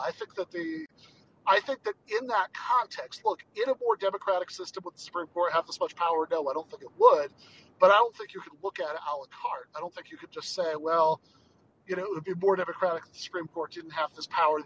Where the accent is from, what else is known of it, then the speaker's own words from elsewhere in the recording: Michigan, United States; moved away; in places like Michigan, my home state, which is actually where I am right now visiting